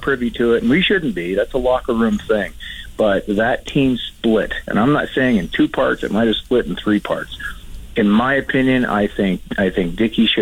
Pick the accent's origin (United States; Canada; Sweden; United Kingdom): Canada; I did long to come back to Canada as a Canadian